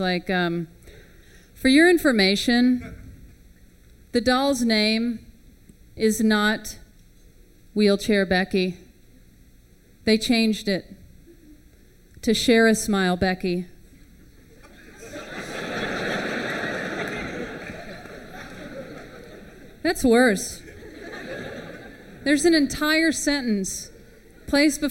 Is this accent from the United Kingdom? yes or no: no; Houston, Texas, United States; I grew up with in Houston.